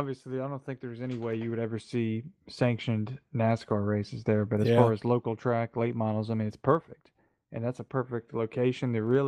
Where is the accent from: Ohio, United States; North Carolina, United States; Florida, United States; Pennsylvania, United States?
North Carolina, United States; most everybody on the inside of the team knows that we grew up in and around Wilkes County, North Wilkesboro, Wilkesboro, and then up in the Blue Ridge Mountains there.